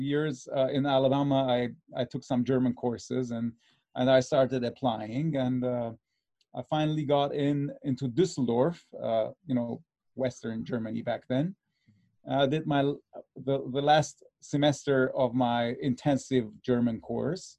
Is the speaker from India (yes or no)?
no; Cyprus; now in Los Angeles, United States; I was born in Cyprus, the island of Cyprus, not Cyprus, California.